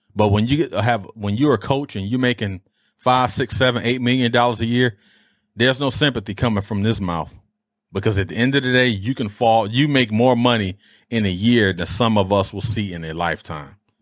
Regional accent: Detroit, Michigan, United States; growing up in Detroit

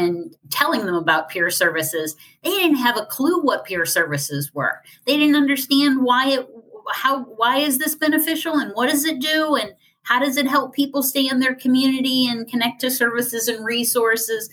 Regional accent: Ohio, United States; my home state, which is Ohio

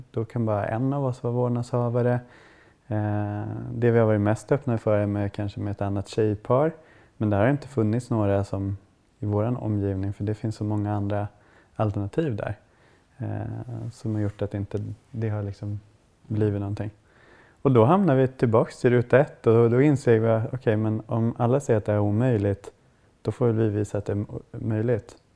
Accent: Kiruna, Norrbotten County, Sweden; also born or lived in Sundsvall; now in Stockholm, Sweden; Och jag kommer från Kiruna

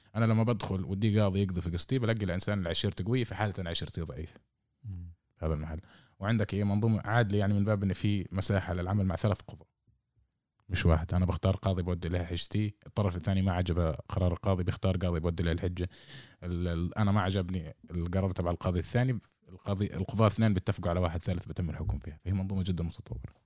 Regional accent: Lakiya, Southern District, Israel; قريتنا اللقية

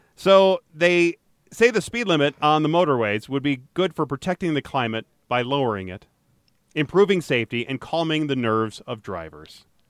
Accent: Royal Oak, Michigan, United States; I was born in Royal Oak

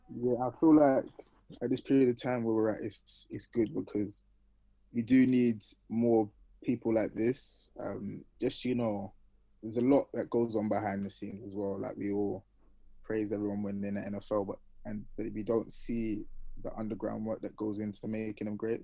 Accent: London, United Kingdom; moved away; I'm from Northwest London

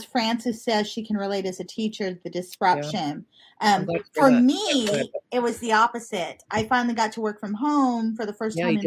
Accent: Montana, United States; now in San Bernardino, United States; I was born in Montana.

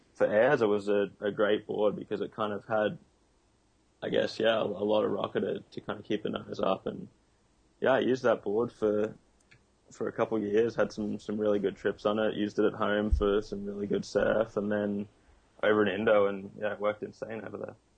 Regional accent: Noosa, Queensland, Australia; I grew up in Noosa

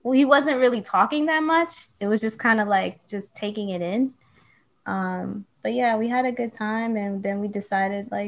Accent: New York City, New York, United States; now in Brooklyn, United States; I'm from the Bronx. I was born in New York, raised in New York

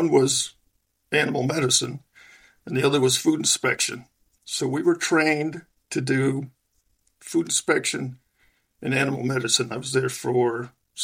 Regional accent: Long Island, New York, United States; I'm originally from Western New York, south of Buffalo, and I spent my first 4 or 5 years there and then moved to Long Island.

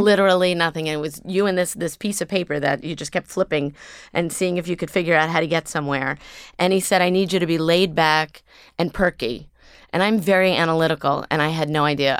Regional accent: New York City, New York, United States; also born or lived in Los Angeles; I grew up here on the Upper East Side

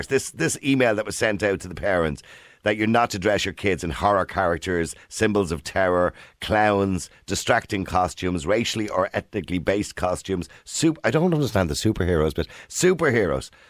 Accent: Poland; now in Ireland; So no, I'm from Poland.

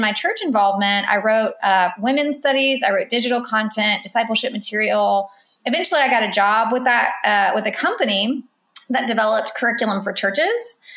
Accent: Irmo, South Carolina, United States; I grew up in South Carolina, Columbia. Really, it's a small town called Irmo

